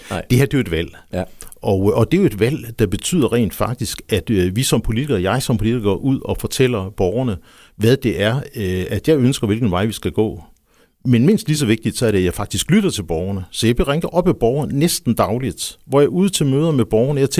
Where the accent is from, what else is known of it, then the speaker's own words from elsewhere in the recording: Nyborg, Southern Denmark, Denmark; also born or lived in Funen; I virkeligheden, så er jeg, så er jeg Fynbo. Jeg er født i, i Nyborg, boede der ganske kort, fordi min far han var tjenestegørende over ved, ved statsbanerne.